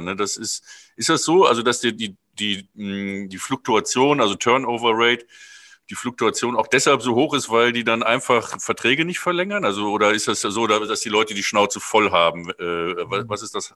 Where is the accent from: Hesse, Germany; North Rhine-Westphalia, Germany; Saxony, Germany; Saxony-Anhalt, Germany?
North Rhine-Westphalia, Germany; Cologne; in meiner Heimatstadt Köln